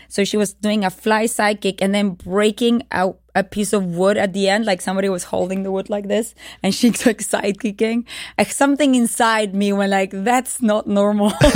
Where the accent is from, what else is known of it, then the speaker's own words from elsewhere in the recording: Uruguay; It was the dictatorial periodship in Uruguay. Uh, I was born during that period in 1976